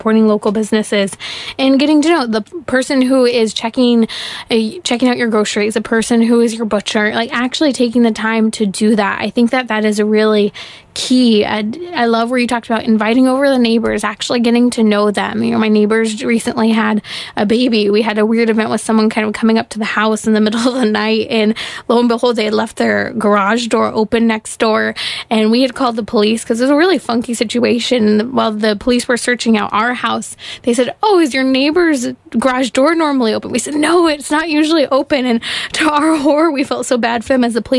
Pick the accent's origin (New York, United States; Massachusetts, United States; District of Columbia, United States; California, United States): California, United States; Southern; moved away as an adult; also born or lived in Midwest; I've been born and raised in Southern California